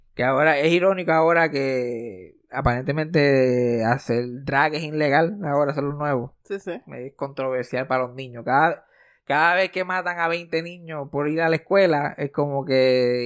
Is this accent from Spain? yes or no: no; Puerto Rico